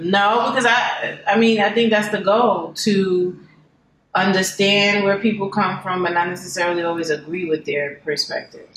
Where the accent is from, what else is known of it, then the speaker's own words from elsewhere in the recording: New York, United States; I'm from New York